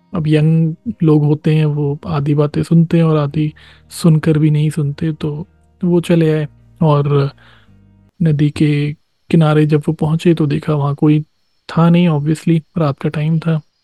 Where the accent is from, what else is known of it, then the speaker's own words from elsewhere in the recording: Bihar, India; जो मेरा गांव है यहीं बिहार में